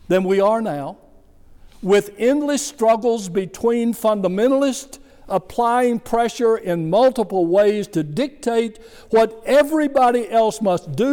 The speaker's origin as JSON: {"language": "English", "country": "United States", "said": "I'm a religious person, a Christian, and I am an American"}